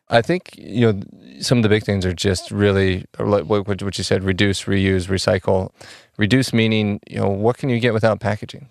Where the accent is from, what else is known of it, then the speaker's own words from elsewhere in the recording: Oklahoma, United States; now in Chicago, United States; I'm from, I'm originally from Oklahoma, and I've been in Chicago for, like, seven years.